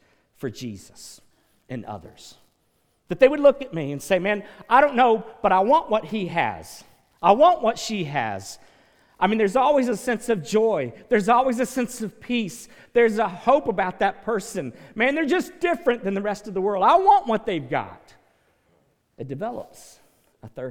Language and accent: English; West Palm Beach, Florida, United States; I grew up in West Palm Beach